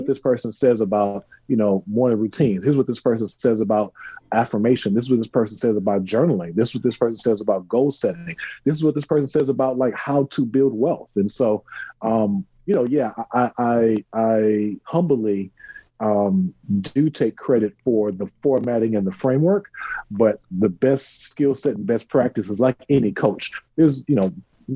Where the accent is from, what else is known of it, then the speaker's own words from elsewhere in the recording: Texas, United States; I'm a Texan, right? So, yep. You know, I shoot guns, I drive a truck, right? So it's like, I'm very much a Texan.